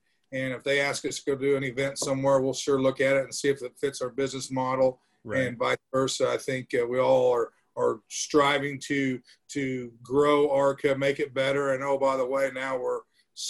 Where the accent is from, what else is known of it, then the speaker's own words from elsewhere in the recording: Macon, Illinois, United States; there's a track, Macon Speedway, here in my hometown